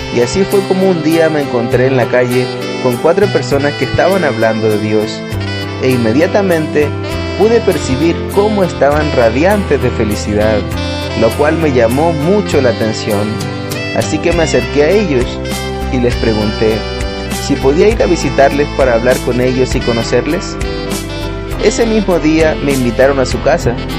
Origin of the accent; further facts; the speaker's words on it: Argentina; Nací en Argentina en el año 1965